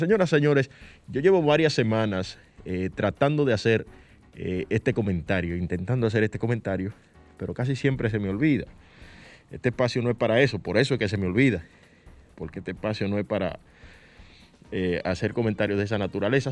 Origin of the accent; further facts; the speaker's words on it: San Cristóbal, Dominican Republic; yo soy de San Cristóbal.